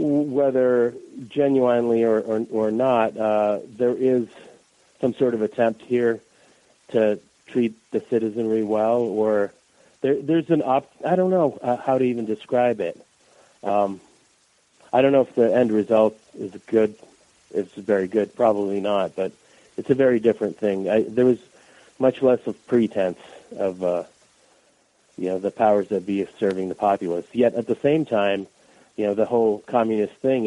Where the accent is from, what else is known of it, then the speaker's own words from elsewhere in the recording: Boston, Massachusetts, United States; first language Russian; English is a second language; moved away as an adult; also born or lived in Moscow, Russia; now in Chicago, United States; That's where we moved to from the Soviet Union when I was 7.